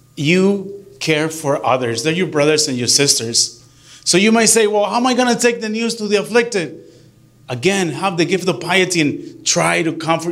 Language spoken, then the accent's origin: English; Michoacán, Mexico; moved away; I grew up in Michoacan, right? Michoacan.